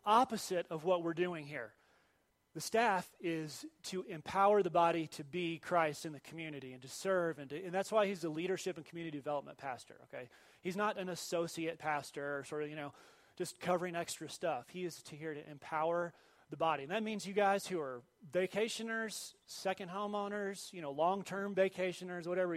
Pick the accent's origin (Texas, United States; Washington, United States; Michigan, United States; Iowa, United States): Texas, United States; Dallas; moved away; I grew up in Dallas, North Dallas.